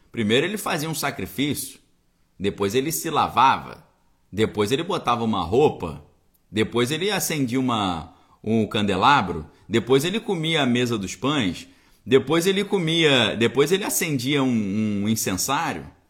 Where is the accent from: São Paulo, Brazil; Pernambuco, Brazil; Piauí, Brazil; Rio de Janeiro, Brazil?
Rio de Janeiro, Brazil; Niterói; Em Niterói, na minha cidade natal